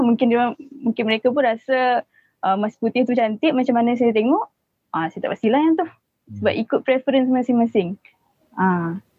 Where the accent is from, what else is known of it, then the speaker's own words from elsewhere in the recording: Penang, Malaysia; moved away as an adult; also born or lived in Johor; saya asal Penang. Saya memang asal Penang.